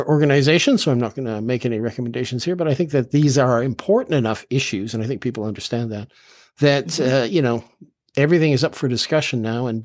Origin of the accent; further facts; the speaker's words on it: Canada; As far as our Canadian heritage goes